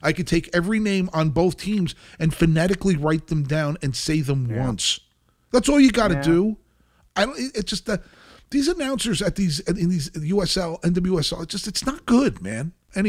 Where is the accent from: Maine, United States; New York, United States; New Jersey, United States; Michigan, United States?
New Jersey, United States; moved away; I'm not going to let you diss my home state like that.